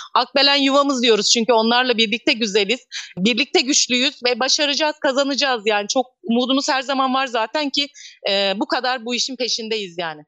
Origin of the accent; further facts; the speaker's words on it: İkizköy, Muğla, Turkey; moved away as an adult; also born or lived in Bodrum / Milas; Aslında doğup büyüdüğüm yerdeyim ben yine.